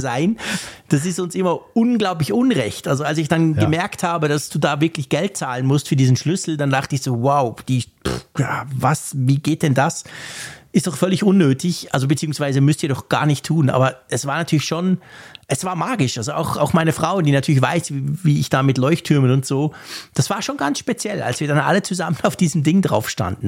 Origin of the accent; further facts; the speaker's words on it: Switzerland; ich bin Schweizer